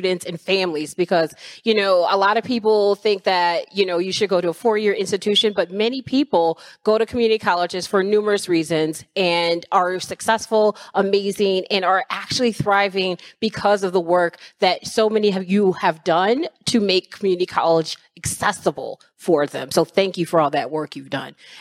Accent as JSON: {"language": "English", "region": "Midwest", "country": "United States", "tie": "born or raised there", "also_born_or_lived": "Waukegan, Illinois", "moved": "yes", "lives_now": "Washington, DC, United States", "said": "I'm a Midwesterner by birth, but I live on the East Coast now in DC"}